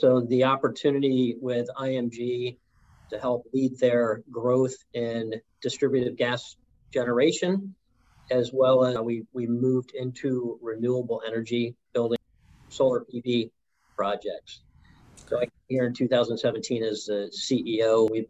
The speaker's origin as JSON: {"language": "English", "town": "New York City", "region": "New York", "country": "United States", "tie": "born there", "moved": "yes", "lives_now": "Pittsburgh, United States", "said": "Well, I was born in New York City, but Pittsburgh is the 23rd place I've lived."}